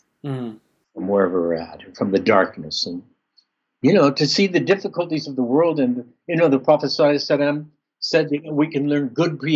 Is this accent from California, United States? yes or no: yes; Southern California, United States; I grew up in Southern California without really any Christian element